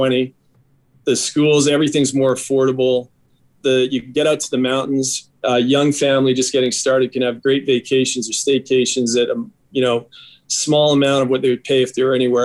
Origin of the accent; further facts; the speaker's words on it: Lethbridge, Alberta, Canada; I grew up in Lethbridge